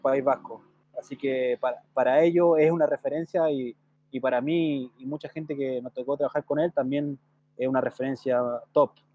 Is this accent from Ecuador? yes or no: no; southern Chile, Chile; moved away; yo soy oriundo del sur, ¿cierto? nací en Puerto luego me, trasladé a vivir a, a donde actualmente está mi familia.